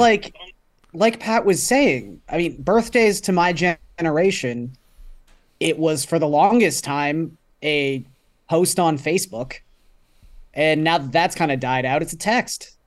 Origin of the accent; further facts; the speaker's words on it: Toronto, Ontario, Canada; growing up in Scarborough